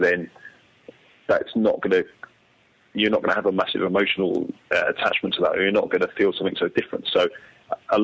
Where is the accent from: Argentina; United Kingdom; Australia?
United Kingdom; London; I grew up in London